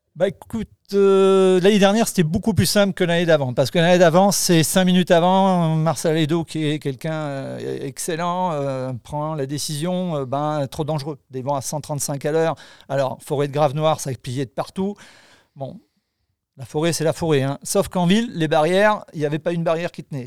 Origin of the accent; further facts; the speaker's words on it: Lozère, Occitania, France; je suis de la Lozère